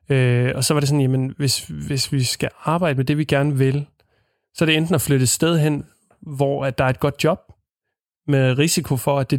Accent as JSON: {"language": "Danish", "town": "Ringe", "region": "Southern Denmark", "country": "Denmark", "said": "det er jo ikke ligesom rode med hjemme i Ringe, hvor man har"}